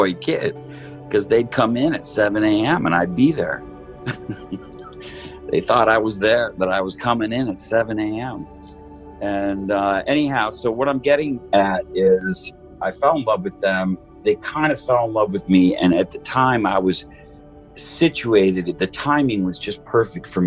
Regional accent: outside of Detroit, Michigan, United States; I was born in 1963 outside of Detroit. I grew up there in the 70s

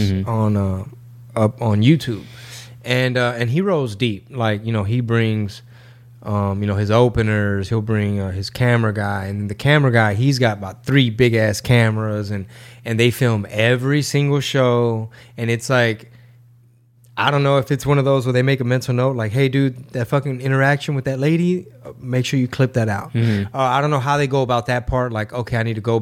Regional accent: Houston, Texas, United States; Houston Improv, my hometown

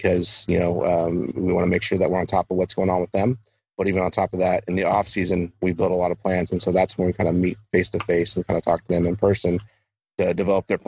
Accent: West Coast, United States; I'm from the West Coast

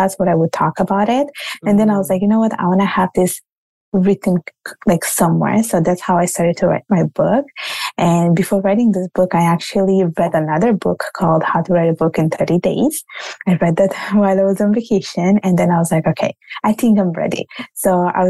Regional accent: Italy; accent: Italian; now in Canada; my parents are from Bangladesh and I was born and raised in Italy. Now I live in Canada.

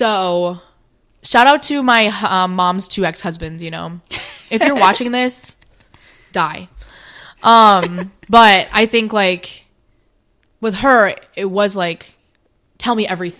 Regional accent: United States; Obviously, I am Asian, but I was adopted at 9 months old. So 100%, like, I was, mm-hmm. I'm American.

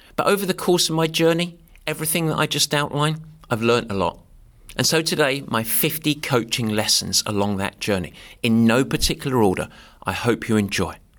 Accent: Southend-on-Sea, East of England, United Kingdom; moved away; I grew up in a town called Southend, which is in Essex in England

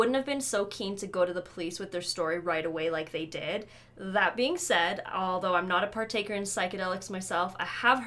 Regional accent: Canada; we're Canadian

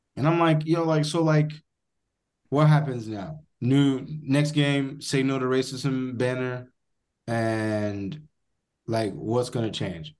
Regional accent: United States; As an American

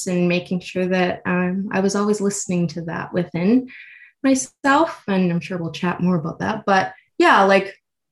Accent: Edmonton, Alberta, Canada; also born or lived in Toronto; I'm originally from Edmonton. So after I moved back home, after college

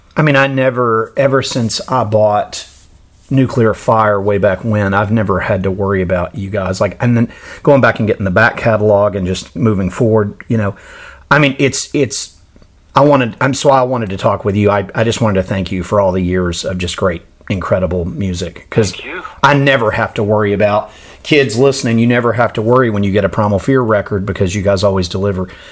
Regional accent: United States; as an American fan living in a world basically without metal in this country

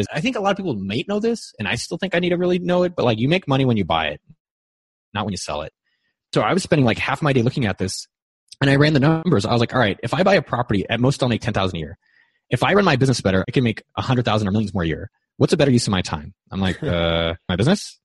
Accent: Bay Area, California, United States; I grew up in the Bay Area where it's always been really expensive and interesting

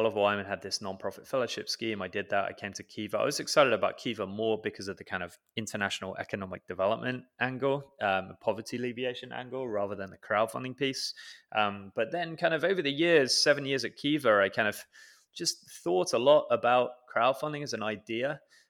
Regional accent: United Kingdom; born or raised there

